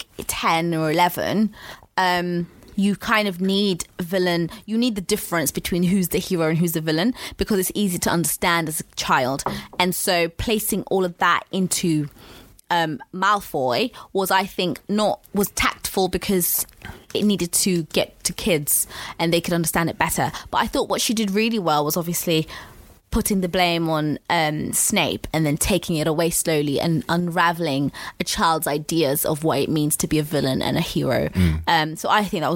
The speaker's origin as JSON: {"language": "English", "country": "South Africa", "said": "I'm South African."}